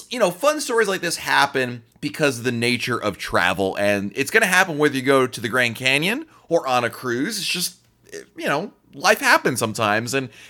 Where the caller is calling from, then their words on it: Scotland, United Kingdom; We're from Scotland, and we thought we would share our experience of the effects of the COVID lockdown on our cruises.